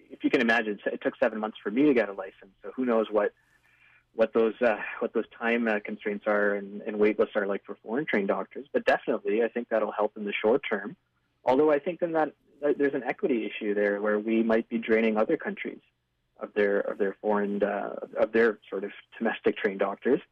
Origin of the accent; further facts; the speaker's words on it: Ontario, Canada; moved away as an adult; also born or lived in British Columbia; now in Vancouver, Canada; I moved to British Columbia just a year and a half ago, and I was in Ontario, did all my training, grew up in Ontario